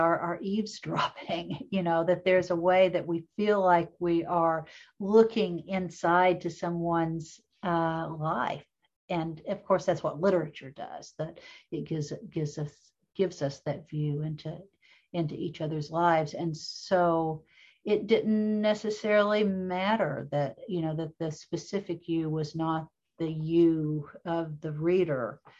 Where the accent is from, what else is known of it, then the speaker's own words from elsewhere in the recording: Appalachia, United States; it was looking back into growing up in Appalachia.